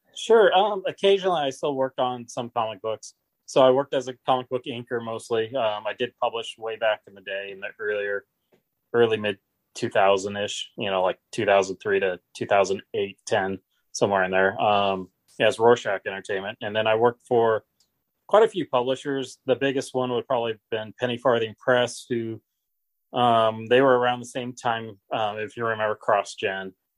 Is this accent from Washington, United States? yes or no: yes; Seattle, Washington, United States; growing up in Seattle in the '80s and early '90s